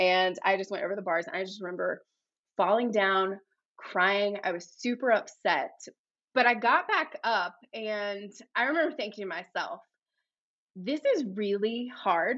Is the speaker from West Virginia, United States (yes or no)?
yes; West Virginia, United States; moved away as an adult; now in Sedona, United States; I'm originally from West Virginia